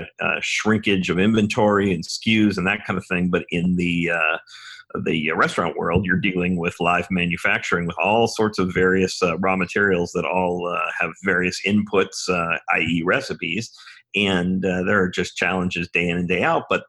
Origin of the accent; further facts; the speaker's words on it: Los Angeles, California, United States; moved away as an adult; also born or lived in Ithaca, New York; I grew up in Los Angeles. I was born and raised on the west side of Los Angeles